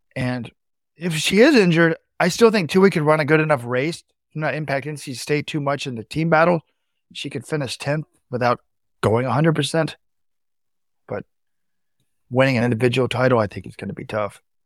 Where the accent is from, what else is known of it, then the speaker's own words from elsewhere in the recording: Dallas, Texas, United States; We grew up in Dallas, which is flat.